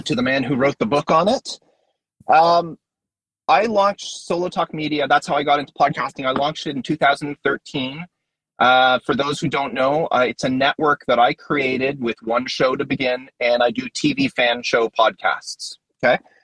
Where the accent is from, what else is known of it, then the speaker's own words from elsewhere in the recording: Canada; I'm Canadian